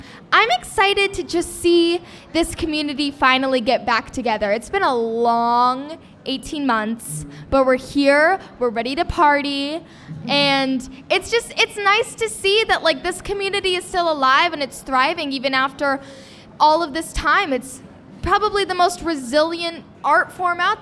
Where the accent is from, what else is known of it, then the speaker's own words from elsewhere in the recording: Massachusetts, United States; I was not from New York City. I was from Massachusetts